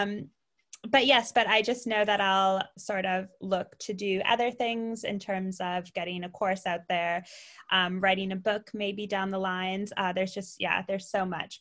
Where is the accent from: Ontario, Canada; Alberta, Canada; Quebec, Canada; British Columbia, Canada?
Ontario, Canada; Ottawa; moved away as an adult; also born or lived in London, United Kingdom; now in Bournemouth, United Kingdom; I'm Canadian originally. I'm from Ottawa, which is the capital, not Toronto